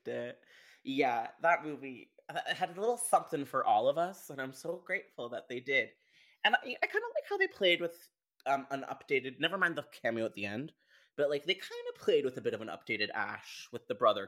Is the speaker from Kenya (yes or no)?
no; Canada; I'm Canadian